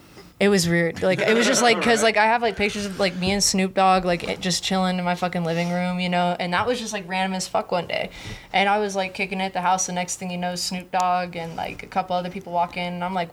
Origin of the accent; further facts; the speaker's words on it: Hollywood, California, United States; But see the most fucked up part I think about growing up in Hollywood, being a kid, is the fucking paparazzi.